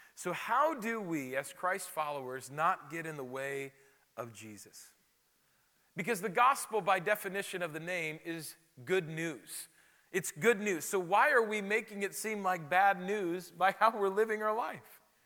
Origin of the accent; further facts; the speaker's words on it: Rapid City, South Dakota, United States; moved away as an adult; also born or lived in Chicago; I'm from Rapid City, South Dakota, which is known for Mount Rushmore, and that's about it